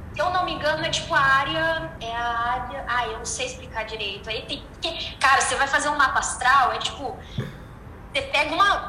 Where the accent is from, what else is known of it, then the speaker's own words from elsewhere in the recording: Brasília, Federal District, Brazil; now in Uberlândia, Brazil; É eu moro em Uberlândia, eu sou de Brasília